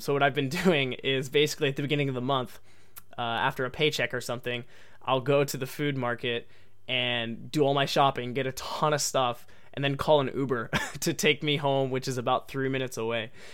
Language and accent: English; United States; accent: American English; first language English; I was born and raised in America, so I come from an English-speaking country